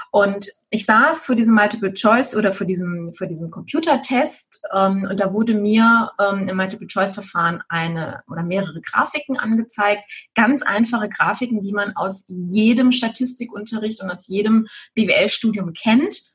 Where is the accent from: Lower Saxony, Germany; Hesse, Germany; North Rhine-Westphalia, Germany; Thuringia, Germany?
North Rhine-Westphalia, Germany; Düsseldorf; ich bin halt ein Stadtkind. Ich bin in Düsseldorf geboren, ich bin mitten in der Stadt aufgewachsen